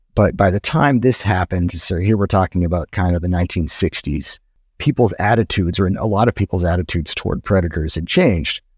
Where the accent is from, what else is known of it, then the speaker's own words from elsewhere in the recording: New Hampshire, United States; moved away; I'm from New Hampshire in the Northeast, and I was a kid in the nineteen eighties